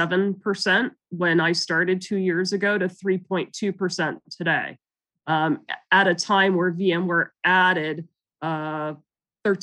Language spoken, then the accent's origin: English; Silicon Valley, California, United States; also born or lived in Canada; I grew up in Silicon Valley after my family moved here from Canada